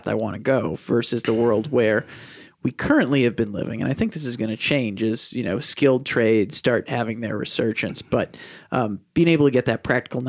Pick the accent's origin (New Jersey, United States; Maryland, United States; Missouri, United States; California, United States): Missouri, United States; St. Louis; now in Milwaukee, United States; I'm a St. Louis guy.